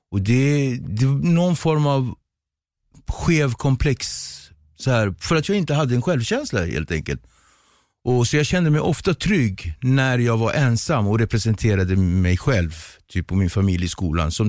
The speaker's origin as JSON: {"language": "Swedish", "country": "Cape Verde", "said": "jag kommer från Kap Verde så det är kreolsk mat."}